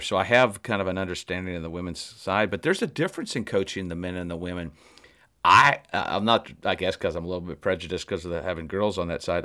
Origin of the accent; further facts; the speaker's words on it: Indiana, United States; growing up in Indiana